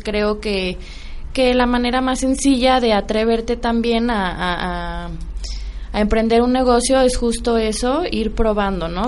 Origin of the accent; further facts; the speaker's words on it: Mexico; como mexicanos